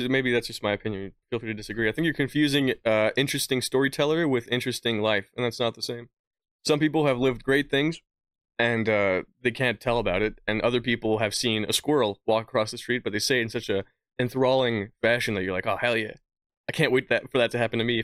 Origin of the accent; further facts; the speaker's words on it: Hungary; born there; See, I was born in Hungary. My mother's Iranian. I've I have very little.